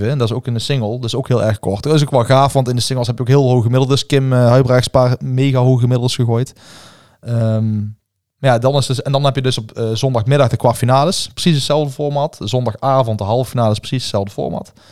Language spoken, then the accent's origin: Dutch; Netherlands; Ik denk dat wij sowieso als Nederlanders een voordeel hebben op eh, spelers in het buitenland.